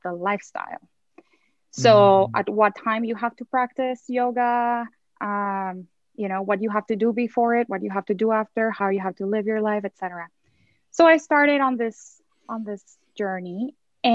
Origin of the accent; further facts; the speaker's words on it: Mexico; I grew up in Mexico